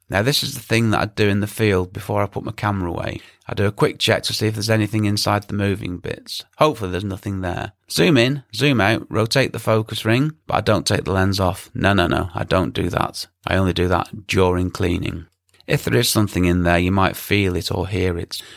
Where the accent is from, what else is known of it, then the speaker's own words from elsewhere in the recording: England, United Kingdom; me being English